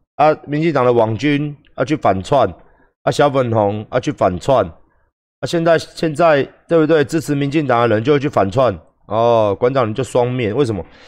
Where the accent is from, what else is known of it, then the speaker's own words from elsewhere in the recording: Taiwan; 因为我们台湾人不守规矩